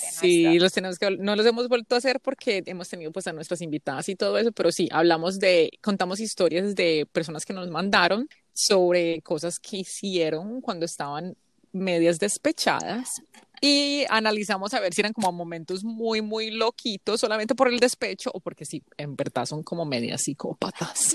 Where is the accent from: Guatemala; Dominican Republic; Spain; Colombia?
Colombia; now in United States; tengo doble ciudadanía colombiana y americana